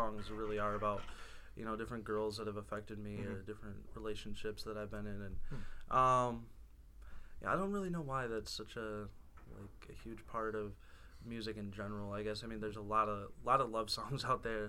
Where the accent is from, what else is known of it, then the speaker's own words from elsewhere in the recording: Goodrich, Michigan, United States; moved away as an adult; now in Mount Pleasant, United States; I've played back at home in my hometown